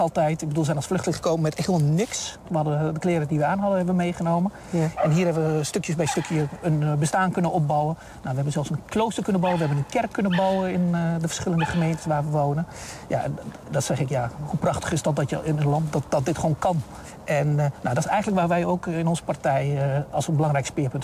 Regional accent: Rijssen, Overijssel, Netherlands; also born or lived in Southeast Turkey; sindsdien in eh, Twente terechtgekomen, in Reizen

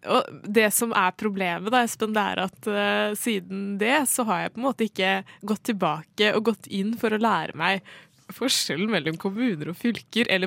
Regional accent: Oslo, Norway; jeg er fra Oslo. Født og oppvokst

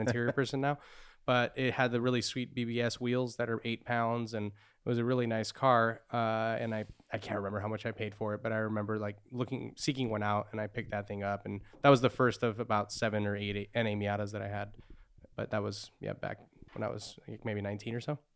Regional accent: Santa Cruz County, California, United States; I grew up in Santa Cruz County

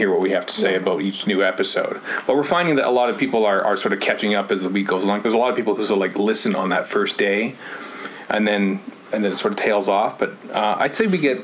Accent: Canada; we're Canadian

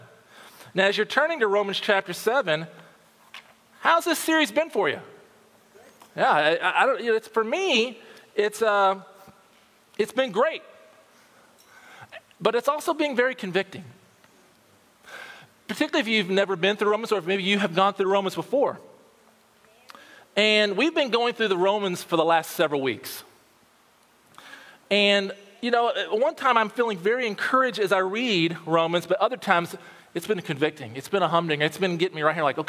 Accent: Louisville, Kentucky, United States; moved away as an adult; also born or lived in Perrysburg, Ohio / Magnolia, Arkansas / Twentynine Palms, California; I'm originally from Louisville, Kentucky, so most of my family talk like this

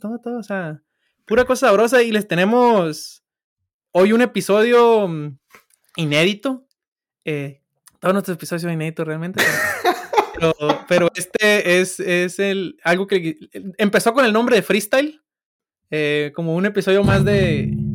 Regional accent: Sinaloa, Mexico; first language Spanish; yo soy de Sinaloa

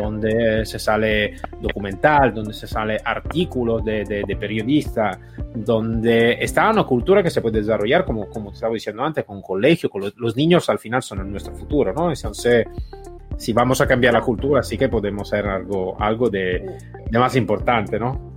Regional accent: Italy; Spanish is a second language; moved away; also born or lived in United States; Yo soy ex policía italiana y en Italia

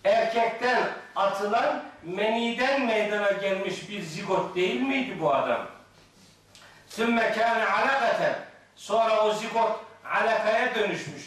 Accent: Black Sea Region, Turkey; Bizim Karadeniz'de

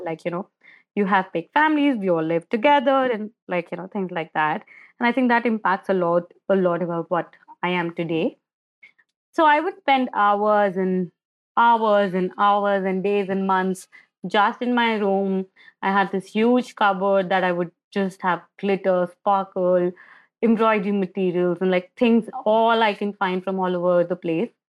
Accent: Agra, Uttar Pradesh, India; I'm born and brought up in India, And I, I was born in Agra, which is the city of Taj, Taj Mahal.

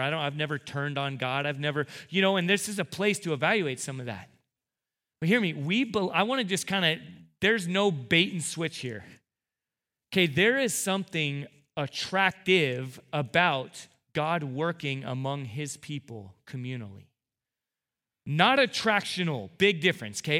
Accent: United States; as American two thousand seventeen evangelical Christians

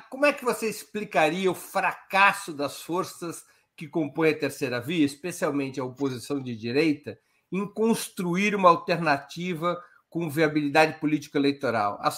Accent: São Paulo, Brazil; Eu sou corintiano. Sou corintiano, eu sou paulista.

